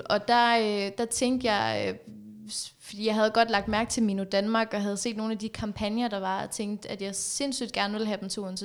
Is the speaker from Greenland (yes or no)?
no; Afghanistan; now in Denmark; jeg kommer fra Afghanistan.